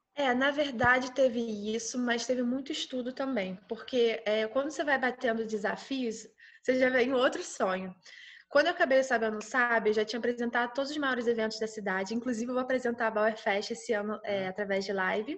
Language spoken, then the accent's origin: Portuguese; Petrópolis, Rio de Janeiro, Brazil; eu sou de Petrópolis, região serrana do Rio de Janeiro